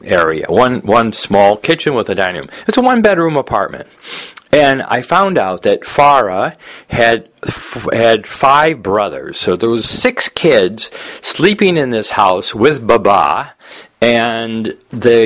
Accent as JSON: {"language": "English", "country": "United States", "tie": "born or raised there", "said": "growing up in America"}